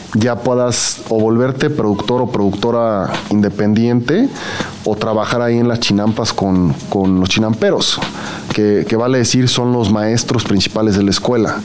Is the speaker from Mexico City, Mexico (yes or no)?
yes; Mexico City, Mexico; yo como chilango tengo, tenía el Xochimilco de las trajineras